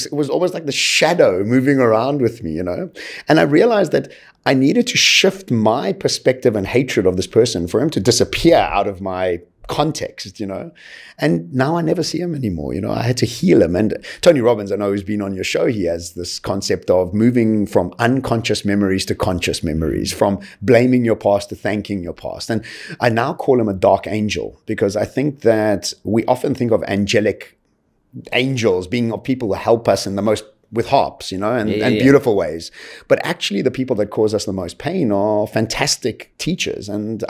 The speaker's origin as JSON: {"language": "English", "country": "Eswatini", "tie": "born there", "said": "If I can think back right to the beginning of my life, really, I was born in Swaziland."}